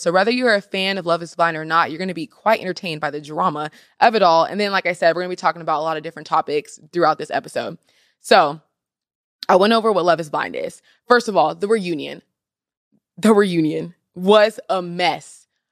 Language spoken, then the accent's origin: English; Seattle, Washington, United States; this season was actually in Seattle, Washington, so my hometown.